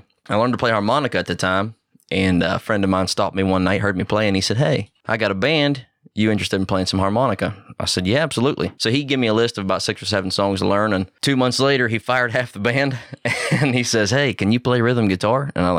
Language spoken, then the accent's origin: English; West Virginia, United States; I am from Shenston, West Virginia.